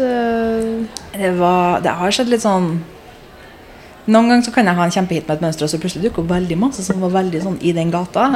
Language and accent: Norwegian; Trondheim, Trøndelag, Norway; moved away as an adult; now in London, United Kingdom; født og oppvokst i Trondheim